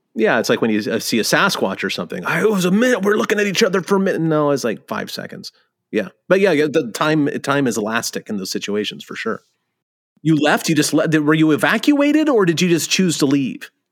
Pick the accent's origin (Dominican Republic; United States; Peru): United States; California; you and I grew up in California